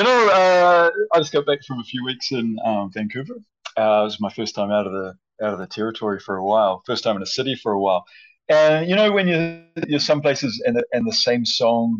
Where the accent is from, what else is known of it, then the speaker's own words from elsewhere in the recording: Palmerston North, Manawatū-Whanganui, New Zealand; moved away as an adult; also born or lived in Wellington, New Zealand / Auckland, New Zealand / Spain; now in Dawson City, Canada; I am originally from Palmerston North in the North Island.